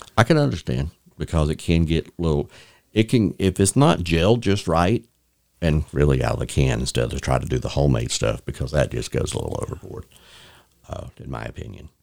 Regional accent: Bay County, Florida, United States; I'm from Bay County

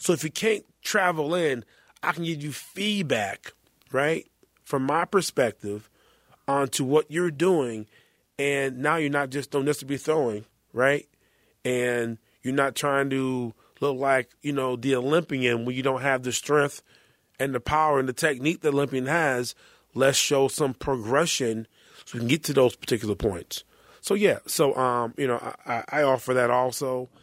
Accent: North Carolina, United States; I'm from North Carolina.

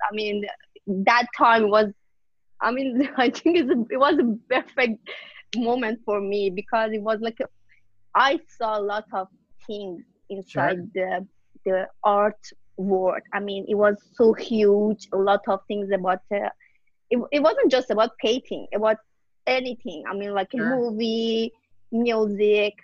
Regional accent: Iran; English is a second language; moved away as an adult; now in United States; I'm originally from Iran. I born over there, and I moved to USA like 3 years ago.

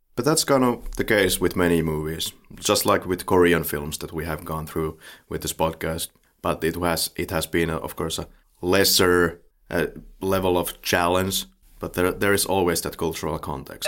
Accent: Finland; the Finnish way of looking at this

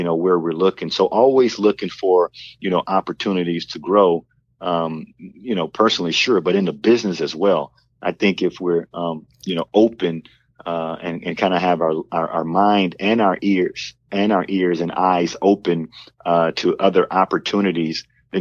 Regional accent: Port Arthur, Texas, United States; we grew up poor in Port Arthur, Texas

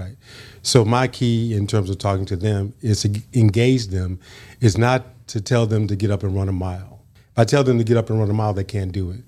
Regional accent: San Francisco Bay Area, Northern California, United States; born or raised there; moved away as an adult; also born or lived in Brownsville, Tennessee / Los Angeles; now in West Tennessee, United States

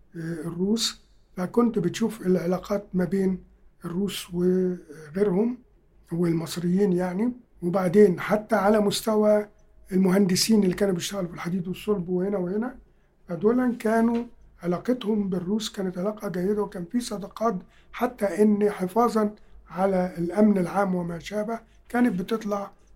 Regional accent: Egypt; بتاعتنا كمصريين

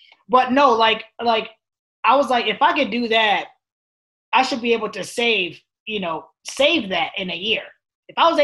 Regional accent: New York, United States; moved away; my home state, which is New York

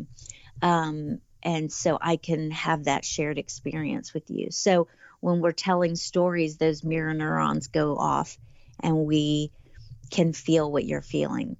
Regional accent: the South, United States; now in Tennessee, United States; I am a Southerner

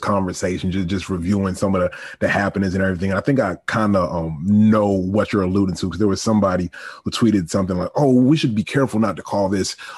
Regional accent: Virginia, United States; I'm from Virginia, or I was raised in Virginia.

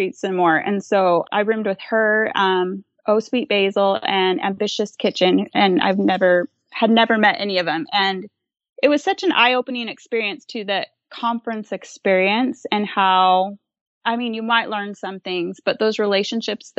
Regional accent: Arizona, United States; I'm from Arizona.

